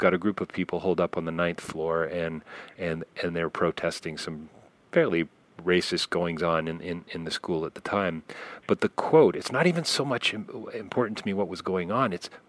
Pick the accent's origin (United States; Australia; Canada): Canada; I have to say, as a Canadian, just so you know, I'm going to be 50 next week.